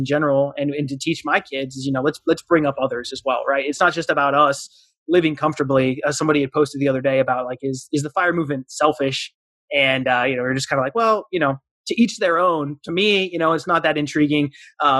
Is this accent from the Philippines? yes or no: no; Southern Arizona, United States; now in North Carolina, United States; I'm from Southern Arizona. And that was the one thing growing up, we were always surrounded by mountain ranges. And now in North Carolina